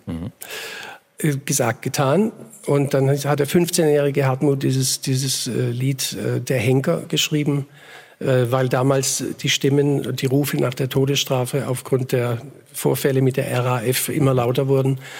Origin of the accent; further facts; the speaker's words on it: Ingersheim, Baden-Württemberg, Germany; also born or lived in Bietigheim-Bissingen; meine Heimatgemeinde Groß-Ingersheim. Mhm. Da bin ich geboren, 61, im Siedlungshaus, im Wohnzimmer